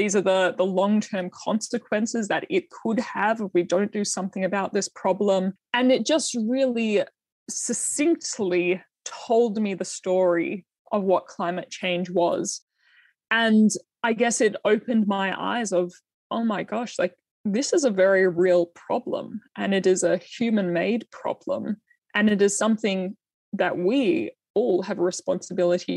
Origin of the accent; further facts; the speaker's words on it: Australia; as a young female farmer, to have been born in Australia, and like what an amazing, you know, childhood and upbringing and education and career I have been able to have just by virtue that I was born in Australia